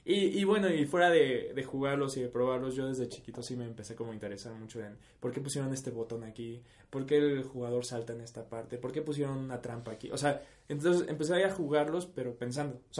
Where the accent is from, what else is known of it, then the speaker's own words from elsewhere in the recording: Tabasco, Mexico; porque somos de Tabasco.